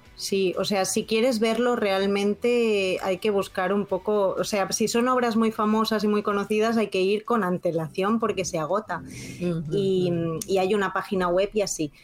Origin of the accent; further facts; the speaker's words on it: Spain; now in Nagasaki, Japan; de España